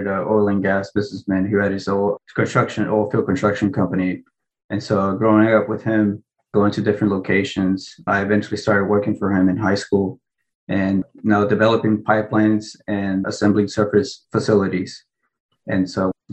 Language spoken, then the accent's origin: English; Winnsboro, Texas, United States; also born or lived in Lima, Peru; I was born in Lima, Peru, which is on the border of Brazil, kind of. Peru is, and raised in Winsboro, Texas, which is by Tyler or Dallas.